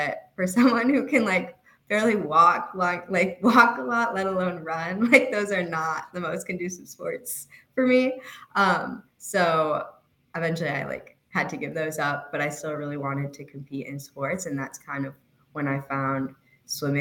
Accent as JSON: {"language": "English", "town": "Chicago", "region": "Illinois", "country": "United States", "said": "I'm from Chicago"}